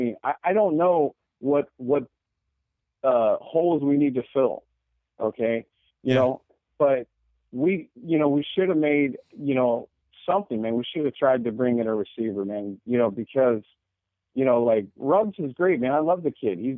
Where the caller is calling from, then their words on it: Portland, Oregon, United States; from Portland, Oregon, man.